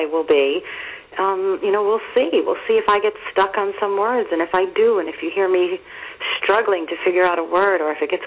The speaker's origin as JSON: {"language": "English", "town": "Yonkers", "region": "New York", "country": "United States", "tie": "born or raised there", "said": "I grew up in Yonkers"}